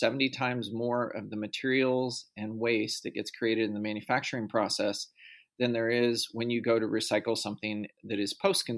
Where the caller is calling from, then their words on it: Portland, Oregon, United States; I am calling in from Portland, Oregon.